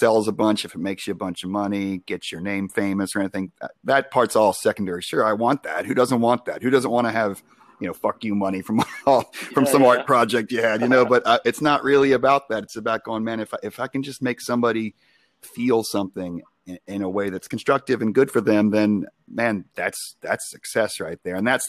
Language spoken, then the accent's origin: English; Long Island, New York, United States; now in Charlotte, United States; I'm from Long Island